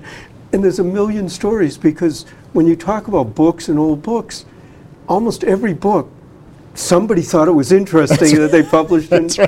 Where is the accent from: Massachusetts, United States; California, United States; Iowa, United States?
Massachusetts, United States; Boston; I grew up in Dorchester.